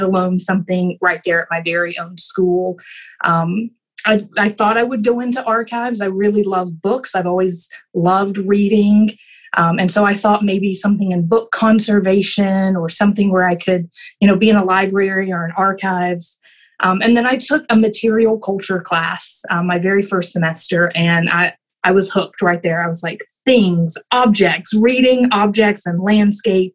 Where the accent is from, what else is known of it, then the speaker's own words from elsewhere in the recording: Carthage, Tennessee, United States; I grew up in a really small town in rural middle Tennessee, Smith County, Carthage, Tennessee